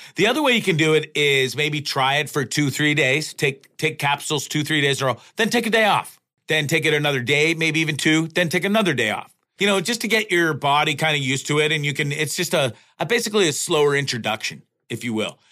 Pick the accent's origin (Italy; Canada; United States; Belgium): Canada; as a Canadian and a Canadian citizen